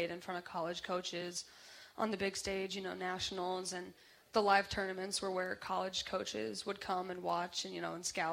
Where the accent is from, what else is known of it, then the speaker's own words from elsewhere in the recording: Ames, Iowa, United States; I'm from Ames, Iowa. I went to Ames High